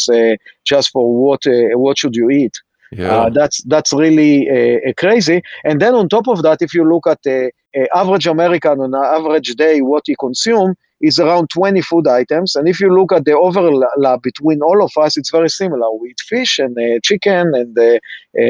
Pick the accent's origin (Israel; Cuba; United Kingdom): Israel; accent: Israeli; now in United States; I'm Israeli